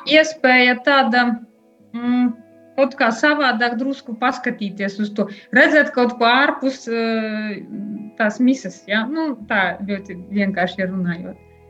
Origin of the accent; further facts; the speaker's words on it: Ilūkste Municipality, Latgale, Latvia; now in Daugavpils, Latvia; Bet es nāku no Ilūkstas novada, tādiem laukiem, Tur joprojām dzīvo mani vecāki.